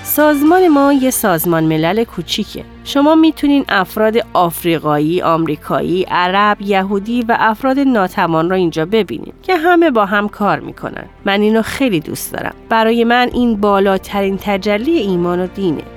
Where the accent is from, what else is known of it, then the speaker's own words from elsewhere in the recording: Dearborn, Michigan, United States; من در قسمت جنوبی دیربورن خارج از دیترویت بزرگ شدم.